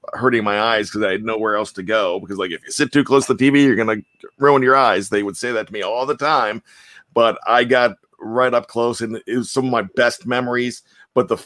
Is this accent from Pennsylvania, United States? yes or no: yes; Johnstown, Pennsylvania, United States; I'm from Johnstown, Pennsylvania.